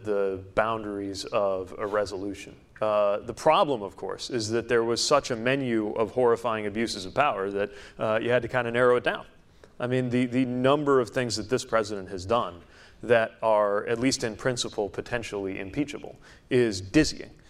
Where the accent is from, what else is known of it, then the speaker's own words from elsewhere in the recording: Indiana, United States; I grew up in Indiana